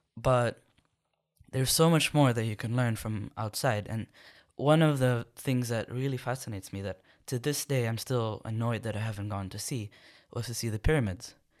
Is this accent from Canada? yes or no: no; Jeddah, Makkah Province, Saudi Arabia; moved away as an adult; also born or lived in Sudan; now in Khartoum, Sudan; I was born and and lived most of my life in the coastal city of Jeddah